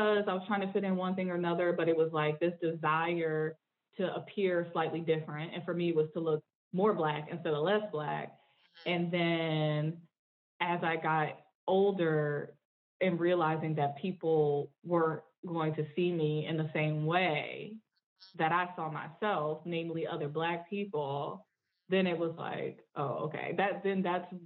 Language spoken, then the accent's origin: English; Northeast, United States; accent: Southern kind of Black kind of twang; also have a little bit of a Southern kind of Black kind of twang going on, even though I'm from the Northeast.